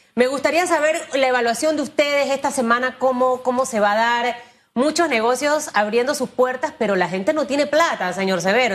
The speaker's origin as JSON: {"language": "Spanish", "country": "Panama", "said": "los panameños sí podemos hacer las cosas bien"}